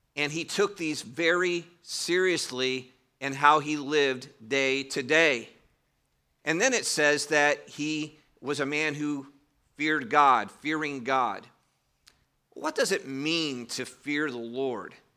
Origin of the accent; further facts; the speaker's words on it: Cleveland, Ohio, United States; moved away; I did grow up in Cleveland, Ohio, in a southern home